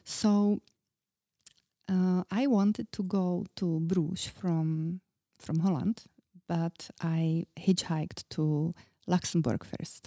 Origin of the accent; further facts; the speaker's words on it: Czechia; I was very young, I was from Czech Republic